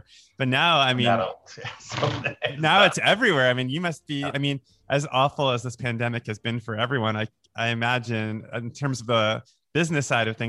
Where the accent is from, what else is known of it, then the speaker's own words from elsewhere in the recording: United States; also born or lived in New York / Florida; I grew up in New York and then Florida.